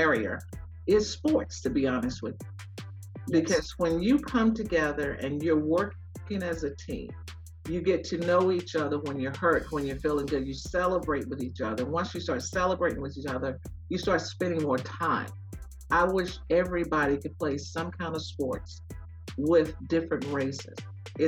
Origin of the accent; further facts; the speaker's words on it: United States; I grew up in Waysboro